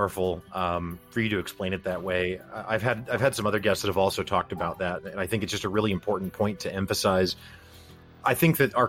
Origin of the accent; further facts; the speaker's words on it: Midwest, United States; But I do still think, and maybe this is because I'm from the Midwest